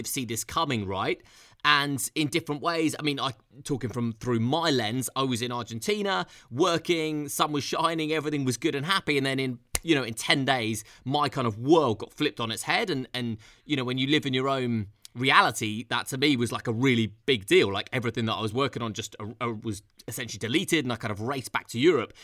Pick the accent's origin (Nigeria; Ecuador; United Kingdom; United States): United Kingdom; London; being a Londoner and having boots on the ground here